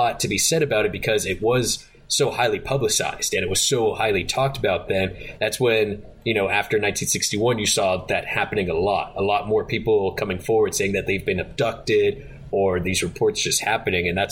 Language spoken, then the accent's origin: English; New Hampshire, United States; as someone from New Hampshire